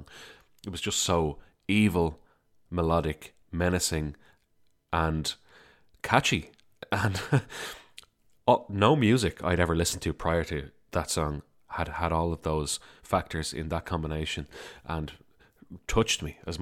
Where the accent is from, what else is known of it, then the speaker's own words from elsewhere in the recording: Dublin, Leinster, Ireland; I'm from Dublin, Ireland.